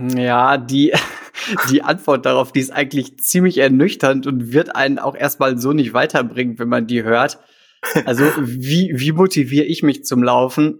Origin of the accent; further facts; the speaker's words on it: Krefeld, North Rhine-Westphalia, Germany; also born or lived in Düsseldorf; ich komme aus Krefeld, ich habe lange in Düsseldorf gewohnt